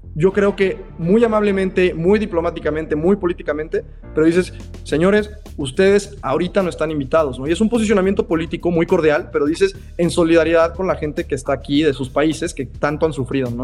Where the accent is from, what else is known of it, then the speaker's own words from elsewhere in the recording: Mexico; nosotros como mexicanos